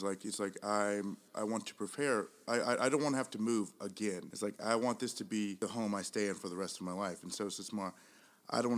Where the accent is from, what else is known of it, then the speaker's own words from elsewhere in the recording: Georgia, United States; moved away; I grew up in Georgia, and so my family moved up.